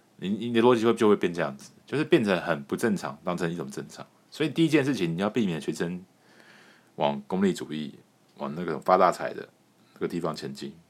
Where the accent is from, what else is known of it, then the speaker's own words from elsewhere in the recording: Taiwan; 我们台湾人的本性